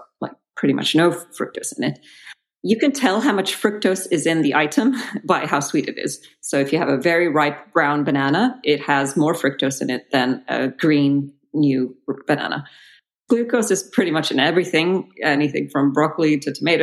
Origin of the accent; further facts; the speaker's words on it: Belgium; moved away; I grew up in Belgium